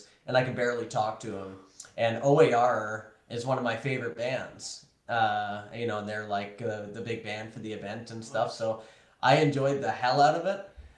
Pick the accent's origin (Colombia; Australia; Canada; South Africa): Canada; Toronto, Ontario; my hometown, Toronto